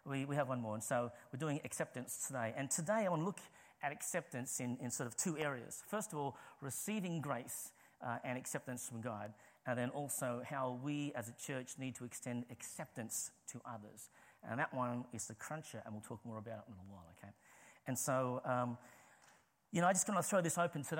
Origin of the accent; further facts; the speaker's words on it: Sydney, New South Wales, Australia; moved away as an adult; now in St Albans, United Kingdom; I'm from Australia originally, okay? I'm from Sydney, but I am living in St. Albans.